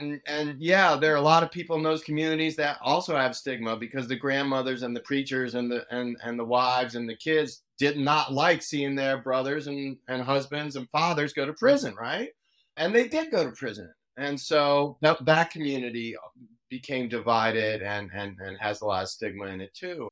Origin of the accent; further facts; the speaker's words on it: Washington, District of Columbia, United States; now in Oakland, United States; my brother and I grew up in the Washington, D C area